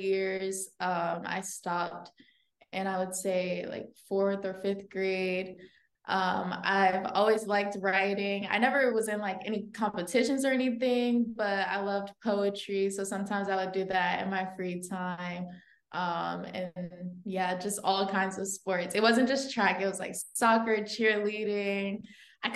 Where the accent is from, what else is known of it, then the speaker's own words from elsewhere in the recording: the DMV area, Maryland, United States; I was born and raised in Maryland, the DMV area